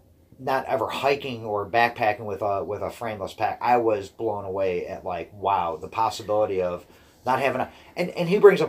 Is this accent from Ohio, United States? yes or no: yes; Brecksville, Ohio, United States; my hometown in Brecksville